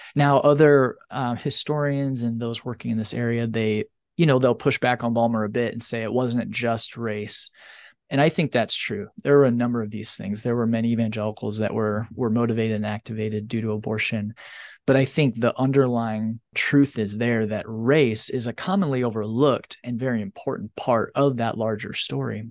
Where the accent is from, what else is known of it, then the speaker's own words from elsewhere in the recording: northern Indiana, United States; moved away; having grown up in a very religious area of the country in northern Indiana